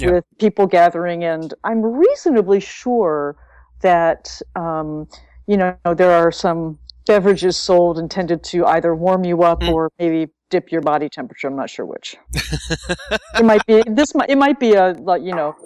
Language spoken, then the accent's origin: English; North Dakota, United States; when I was 8 growing up in North Dakota